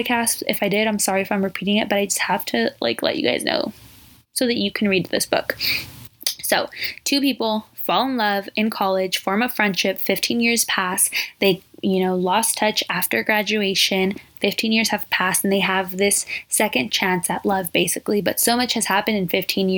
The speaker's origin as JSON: {"language": "English", "region": "Southern California", "country": "United States", "tie": "born or raised there", "said": "I'm 22 from Southern California. Born and raised"}